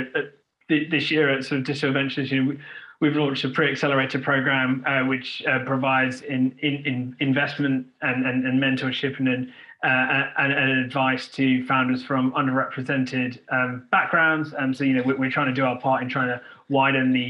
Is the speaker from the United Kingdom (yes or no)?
yes; United Kingdom; I'm a very proud British Indian. I was born in this country.